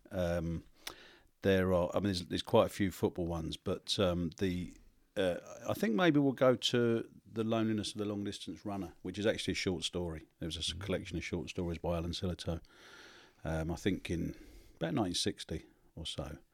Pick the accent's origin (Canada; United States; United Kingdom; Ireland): United Kingdom; London; I came from South East London